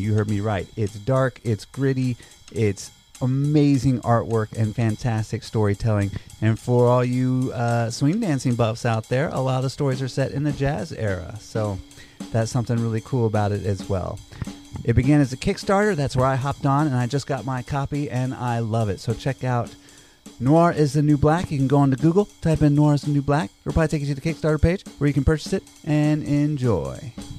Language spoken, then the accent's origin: English; Georgia, United States; now in New York, United States; I grew up in Georgia